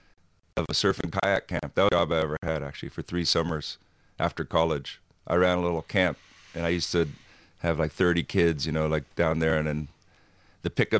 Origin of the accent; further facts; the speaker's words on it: Hawaii, United States; growing up in Hawaii, almost every teenage kid thinks he's going to be a surfer